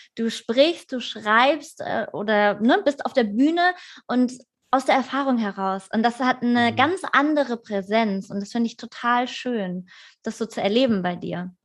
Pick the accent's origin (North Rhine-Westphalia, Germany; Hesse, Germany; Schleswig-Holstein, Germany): Hesse, Germany; Vogelsberg; moved away; das ist äh, äh, meine alte Heimat, von Frankfurt so eine Stunde entfernt